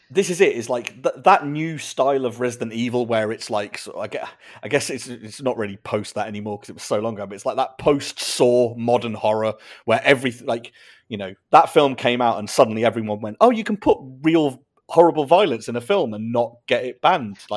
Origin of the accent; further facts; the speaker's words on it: London, United Kingdom; I'm from East. I'm in East London.